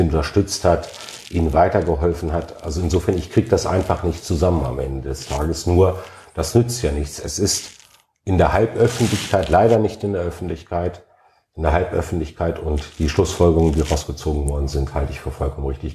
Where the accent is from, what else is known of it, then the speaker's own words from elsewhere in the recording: Alfeld, Lower Saxony, Germany; also born or lived in Hannover; mein Geburtsort